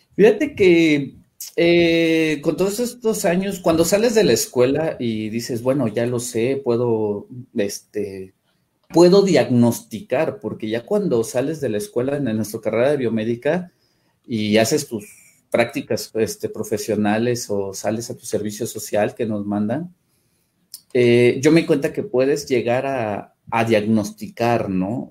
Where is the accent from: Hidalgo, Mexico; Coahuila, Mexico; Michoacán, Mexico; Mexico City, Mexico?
Mexico City, Mexico; moved away as an adult; now in Tuxtla Gutiérrez, Mexico; yo soy originario de la Ciudad de México